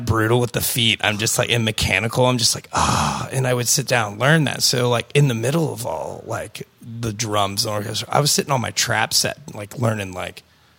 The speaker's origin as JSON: {"language": "English", "region": "Pennsylvania", "country": "United States", "said": "I'm from Westmoreland County."}